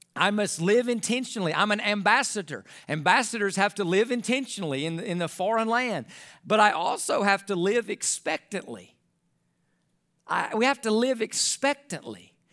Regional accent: United States; as an American

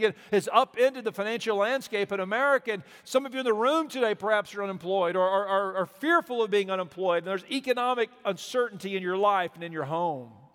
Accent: Mobile, Alabama, United States; moved away; we are from Mobile. We grew up on the, on the Gulf Coast there

